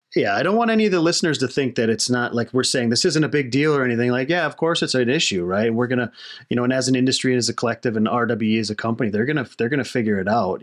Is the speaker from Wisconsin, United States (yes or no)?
yes; Wisconsin, United States; moved away; I'm from Wisconsin originally.